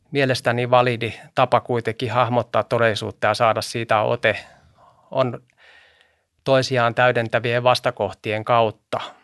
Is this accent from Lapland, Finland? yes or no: no; Helsinki, Uusimaa, Finland; also born or lived in Sipoo; Mä oon kotoisin Vartiokylästä mm. Itä-Helsingistä